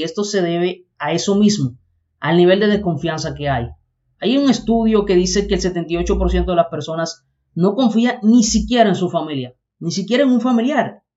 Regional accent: Dominican Republic; Somos dominicanos todos, no una parte. Acá es donde vivimos, y no solo aquí en República Dominicana

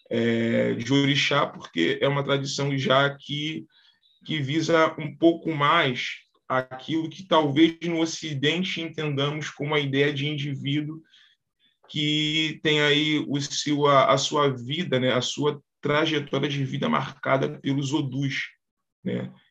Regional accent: Rio de Janeiro, Brazil; sou do Rio de Janeiro, né, sou do bairro aqui de, de Pilares, né, e eu sou bem, é, eu sou um orixá, né, eu sou, eu tenho, eu sou iniciado, né, a orixá

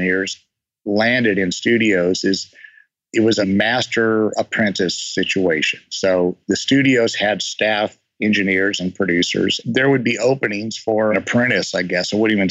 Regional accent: Southern California, United States; also born or lived in Oakland, California; I was born in Oakland, grew up mostly down in Southern California

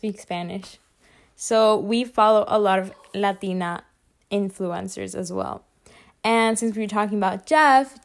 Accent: Iceland; we're from Iceland as well

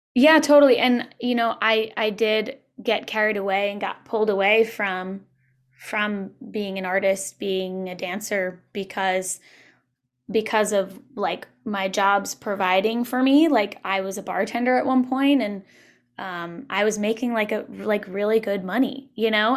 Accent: Long Island, Suffolk County, New York, United States; moved away as an adult; also born or lived in Brooklyn, New York; now in Los Angeles, United States; I grew up on Long Island, uh, in Suffolk County

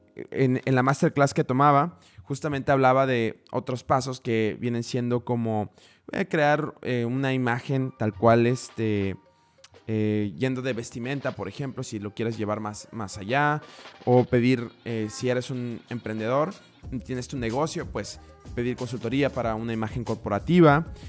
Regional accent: Mexico; now in Budapest, Hungary; soy el primer mexicano en Budapest en hacer un podcast con formato de storytelling

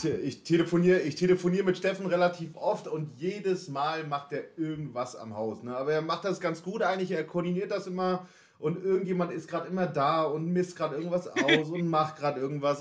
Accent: Northern Germany, Germany; accent: northern German; now in Leipzig, Germany; Die norddeutsche Zunge kommt hier, hier unten ganz gut an.

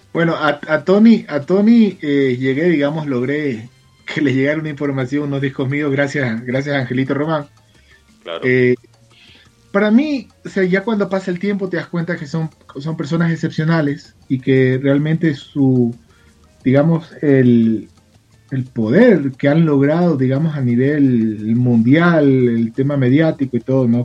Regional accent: Guayaquil, Guayas, Ecuador; now in Quito, Ecuador; Yo soy guayaquileño, soy de la ciudad de Guayaquil, pero vivo en la capital.

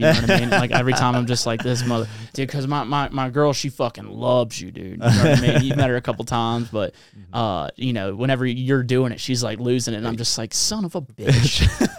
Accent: the South, United States; accent: Southern; now in Denver, United States; I leave the South. They hear me talk. They're like, oh, wow, there's an accent.

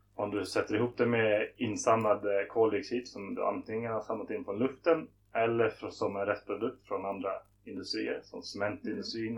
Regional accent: Stockholm, Stockholm County, Sweden; moved away as an adult; also born or lived in Lund / Malmö / Beijing; Jag är född i Stockholm men så fort jag kunde flyttade jag ner till Lund och började plugga på LTH

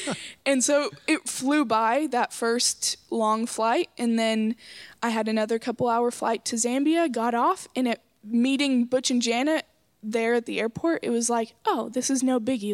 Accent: Coweta, Oklahoma, United States; I'm from Coweta, Oklahoma

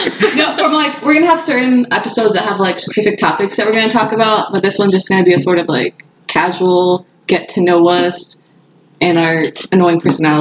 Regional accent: Akron, Ohio, United States; moved away; I was born and raised in the great city of Akron, Ohio.

